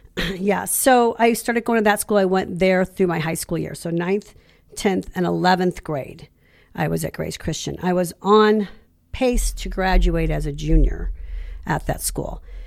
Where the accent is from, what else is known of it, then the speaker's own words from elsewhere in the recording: Ferguson, Missouri, United States; I was born in, in Ferguson, raised in Ferguson, but I, even though I'm a born and raised Saint Louis girl